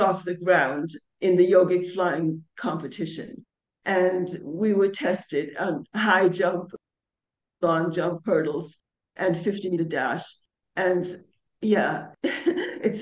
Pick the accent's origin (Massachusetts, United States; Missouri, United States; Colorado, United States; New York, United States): New York, United States; also born or lived in London; now in India; I'm originally from New York